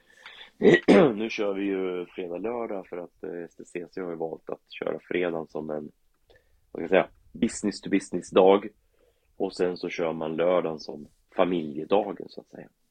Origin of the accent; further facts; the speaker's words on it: Karlskoga, Örebro County, Sweden; jag är ju uppvuxen i Karlskoga